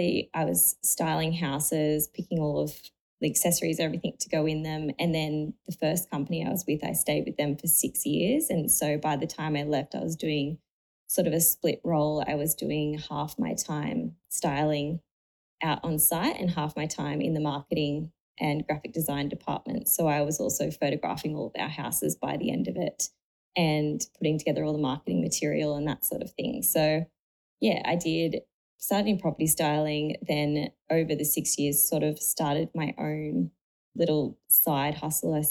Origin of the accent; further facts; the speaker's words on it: Sydney, New South Wales, Australia; also born or lived in Cronulla / South Coast, New South Wales; I grew up in Sydney, just in like a little suburb near Menai, and pretty much was there my whole life